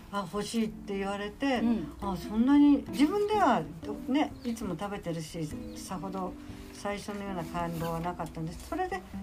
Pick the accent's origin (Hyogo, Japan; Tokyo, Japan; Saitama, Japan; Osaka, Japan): Saitama, Japan; Ageo; 私はげ尾で生まれ、げおで育ち、出たことないんですよ本当に上尾から